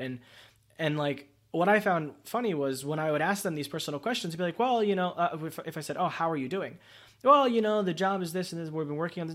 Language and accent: English; United States; As an American